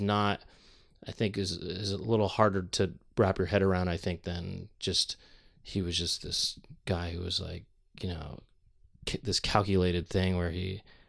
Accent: United States; also born or lived in San Francisco; growing up in the United States

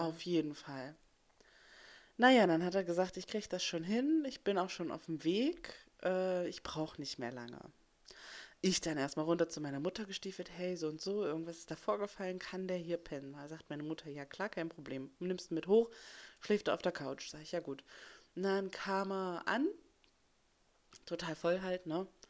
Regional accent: West Germany, Germany; moved away as an adult; ich bin ähm, Westdeutschlands nicht sehr weit von Annes Ausbildungsplatz ähm, aufgewachsen. Also ich bin hier im Osten geboren und bin dann, als ich sechs war, darüber gezogen

